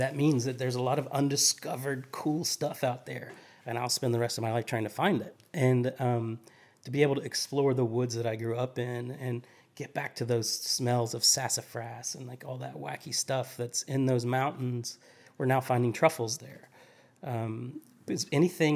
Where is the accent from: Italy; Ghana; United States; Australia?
United States; Appalachia; also born or lived in Charleston, South Carolina; now in Nashville, United States; the mountains where I grew up in Appalachia